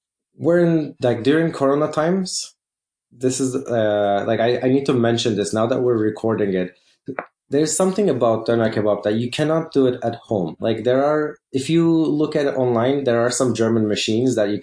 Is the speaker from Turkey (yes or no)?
yes; Turkey; I'm from Turkey